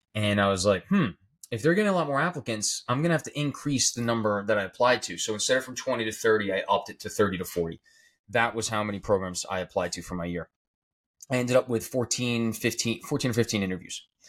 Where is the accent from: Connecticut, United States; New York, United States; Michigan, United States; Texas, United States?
New York, United States; I'm from New York